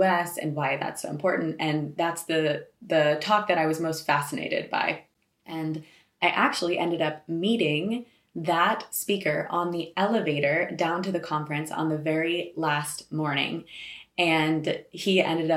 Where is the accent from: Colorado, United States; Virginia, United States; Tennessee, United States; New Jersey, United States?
Colorado, United States; Boulder; moved away as an adult; also born or lived in Southern California; now in Switzerland; I was born and raised in Boulder, Colorado, and then I went to university in Southern California